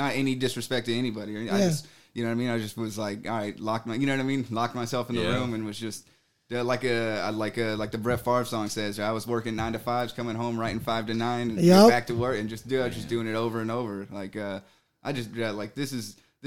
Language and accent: English; San Diego, California, United States; I was born and raised in San Diego